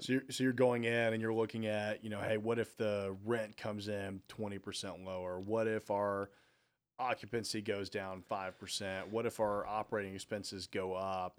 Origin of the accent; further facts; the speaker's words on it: Nashville, Tennessee, United States; I'm from Nashville